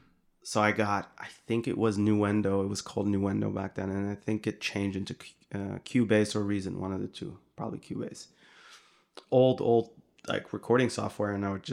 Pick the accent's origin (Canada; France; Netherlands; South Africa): Netherlands; I grew up in the Netherlands, and there were these two homies I would hang with.